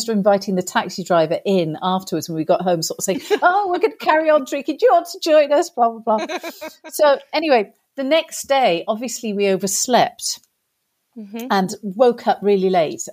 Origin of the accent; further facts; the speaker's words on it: England, United Kingdom; accent: English; my accent was English